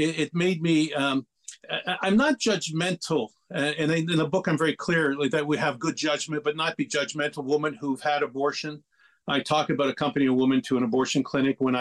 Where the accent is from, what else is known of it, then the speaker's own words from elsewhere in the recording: Lachine, Quebec, Canada; I was born and raised in Lachine